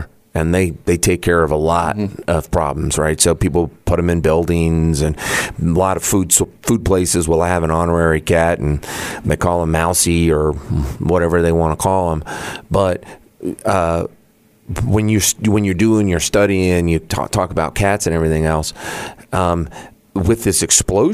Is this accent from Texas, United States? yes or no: yes; San Antonio, Texas, United States; moved away; I grew up in San Antonio